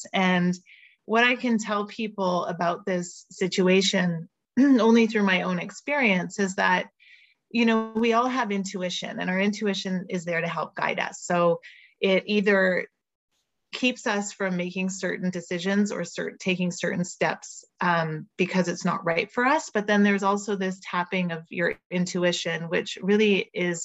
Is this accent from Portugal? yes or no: no; Montreal, Quebec, Canada; moved away as an adult; also born or lived in Vancouver; And I'm originally from Montreal